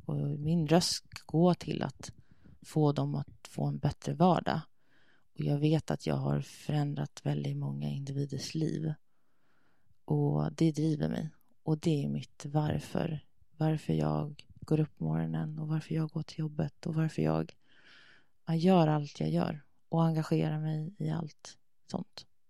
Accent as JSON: {"language": "Swedish", "country": "Sweden", "also_born_or_lived": "Denmark / Thailand", "moved": "as an adult", "said": "jag kan inte flytta hem till Sverige"}